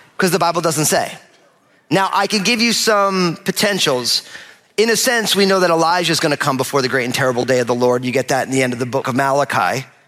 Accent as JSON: {"language": "English", "region": "New Jersey", "country": "United States", "said": "I'm from New Jersey"}